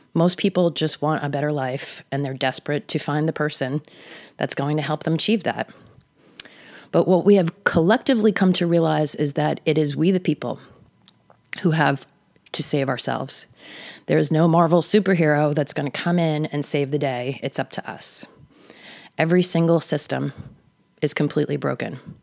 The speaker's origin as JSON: {"language": "English", "area": "the Hamptons, Long Island", "region": "New York", "country": "United States", "tie": "born or raised there", "said": "I grew up in the Hamptons"}